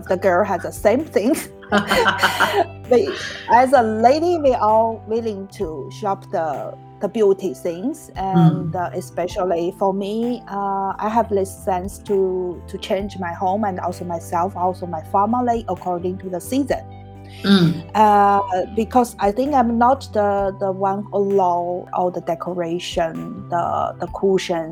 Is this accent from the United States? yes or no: no; Harbin, Heilongjiang, China; moved away as an adult; now in Prague, Czech Republic; It's in the northeast China. It's Harbin